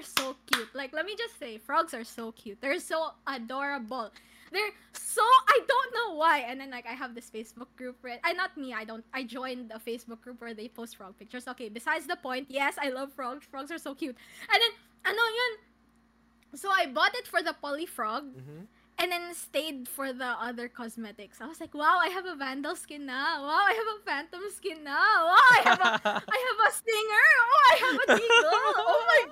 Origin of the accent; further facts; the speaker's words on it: Davao City, Davao Region, Philippines; also born or lived in Manila; I've been living in Davao since I was born. I was born here